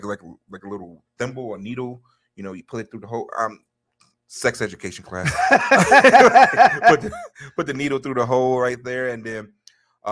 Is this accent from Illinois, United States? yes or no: yes; Chicago, Illinois, United States; I'm from Chicago